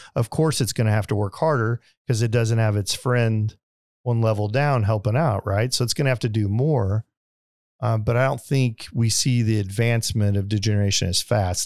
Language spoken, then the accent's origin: English; Springfield, Missouri, United States; moved away; also born or lived in Las Vegas / Detroit / Branson; I grew up in Springfield, Missouri